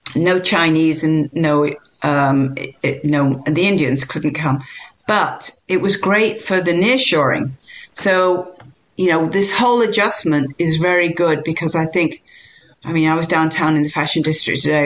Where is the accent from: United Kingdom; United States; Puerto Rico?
United Kingdom; England; moved away; I'm English